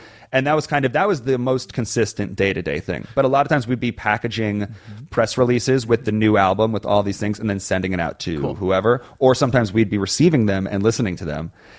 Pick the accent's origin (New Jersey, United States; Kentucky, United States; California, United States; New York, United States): New York, United States; Growing up in New York, you get really cool opportunities to intern at really cool places.